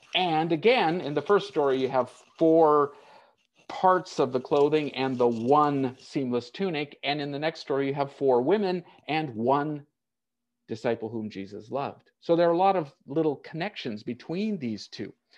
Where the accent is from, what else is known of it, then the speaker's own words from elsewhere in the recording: United States; moved away as an adult; I was born and raised in the United States. I've lived out of it longer than I ever lived in it